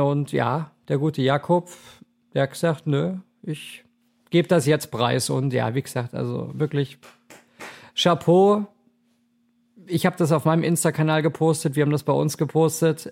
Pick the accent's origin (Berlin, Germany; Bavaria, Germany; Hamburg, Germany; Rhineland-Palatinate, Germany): Bavaria, Germany; Munich; now in Cologne, Germany; da wo ich ursprünglich herkomme aus München, da sagt man auch Fasching, aber ich bin ja mittlerweile hier, ja, sozialisiert in Köln